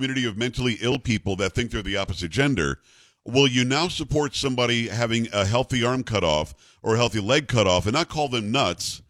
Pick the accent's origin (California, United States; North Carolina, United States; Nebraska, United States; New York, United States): New York, United States; Metro; moved away; also born or lived in Albany / Rochester; I'm from Metro New York.